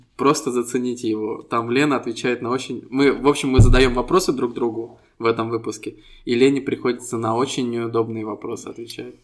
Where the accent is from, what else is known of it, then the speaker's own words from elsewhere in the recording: Estonia; мы ребята из Эстонии